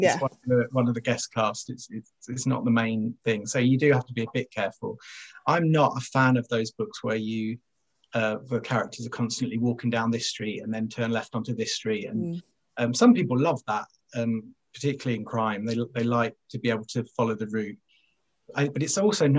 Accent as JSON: {"language": "English", "area": "west of London", "region": "South East England", "country": "United Kingdom", "tie": "born or raised there", "also_born_or_lived": "Essex", "moved": "as an adult", "lives_now": "Sheffield, United Kingdom", "said": "I was born there, but I didn't live there very long. I kind of grew up west of London."}